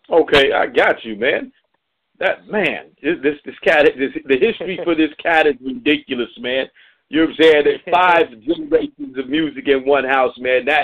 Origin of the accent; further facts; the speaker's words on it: Indianapolis, Indiana, United States; moved away; also born or lived in Memphis; I'm from Indianapolis